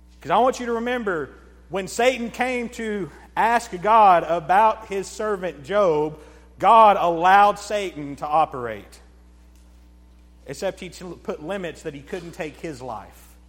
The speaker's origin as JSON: {"language": "English", "country": "United States", "said": "I'm American"}